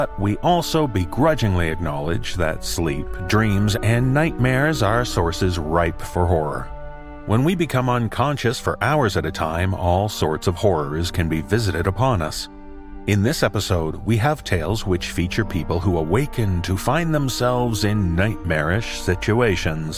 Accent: Canada; as a Canadian

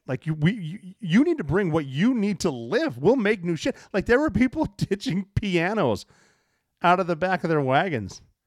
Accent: Montana, United States; I am from Montana

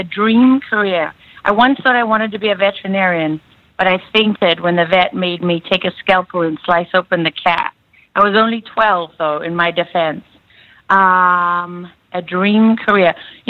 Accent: South Africa; moved away; I was born and raised in South Africa.

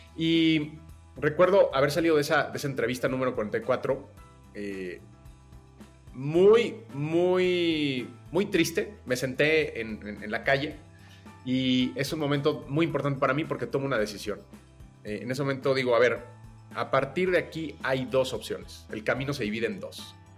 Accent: Mexico City, Mexico; Yo nací en la Ciudad de México eh, y desde muy joven empecé a trabajar

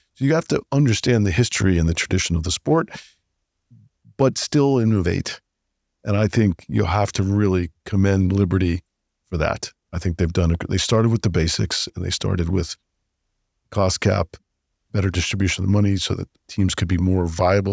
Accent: United States; I'm an American

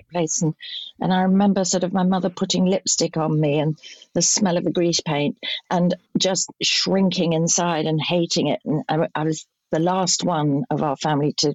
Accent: London, United Kingdom; also born or lived in St John's Wood, London / Salisbury, Wiltshire; we lived in Kensington all my life until I was about 20

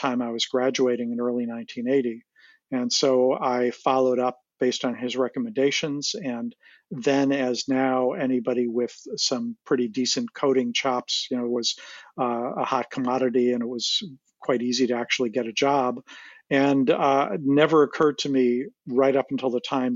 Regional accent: Chicago, Illinois, United States; moved away as an adult; I grew up in Chicago

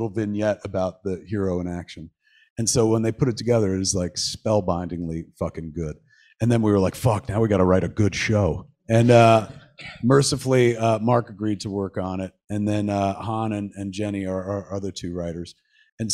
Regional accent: Atlantic Highlands, New Jersey, United States; Highlands, which is my hometown where I grew up

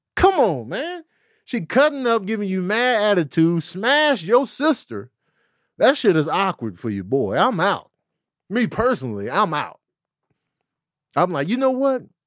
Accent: Chicago, Illinois, United States; I was a kid from Chicago

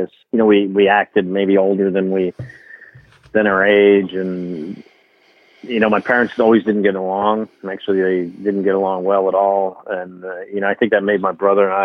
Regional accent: New Jersey, United States; I grew up in New Jersey

